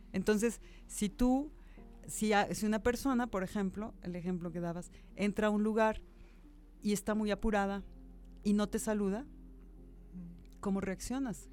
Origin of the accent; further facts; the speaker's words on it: Mexico; los mexicanos somos una cultura muy generosa y muy cálida